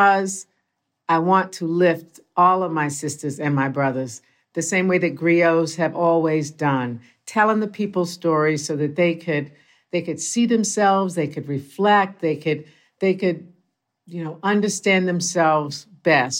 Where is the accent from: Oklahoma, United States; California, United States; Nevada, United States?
Oklahoma, United States; Tulsa; I'm from Tulsa and my mom's people are from Texas.